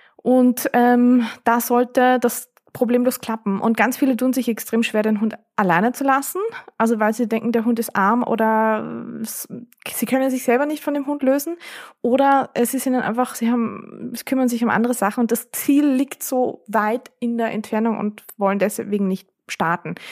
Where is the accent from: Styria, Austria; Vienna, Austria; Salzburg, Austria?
Vienna, Austria; bei uns in Wien